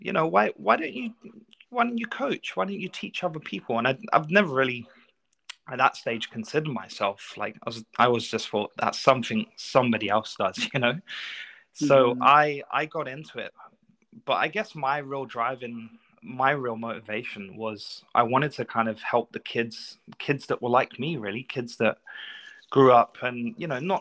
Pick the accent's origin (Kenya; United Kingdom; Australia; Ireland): United Kingdom; London; now in Canada; I grew up in North London. So I grew up in Tottenham